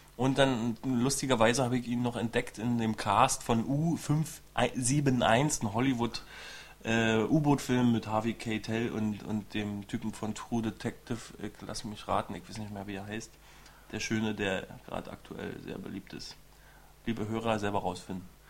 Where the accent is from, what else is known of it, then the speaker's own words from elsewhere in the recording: East Germany, Germany; ich bin ja selber Ossi